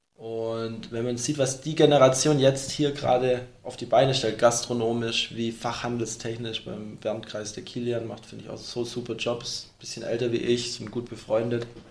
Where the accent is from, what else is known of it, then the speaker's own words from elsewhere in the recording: Baden-Württemberg, Germany; wir sind alle aus Württemberg hier